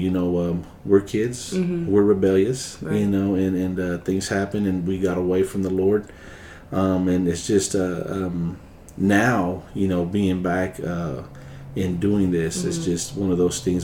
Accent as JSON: {"language": "English", "town": "Oklahoma City", "region": "Oklahoma", "country": "United States", "tie": "born or raised there", "said": "I was born in Oklahoma City, in the Oak Grove area"}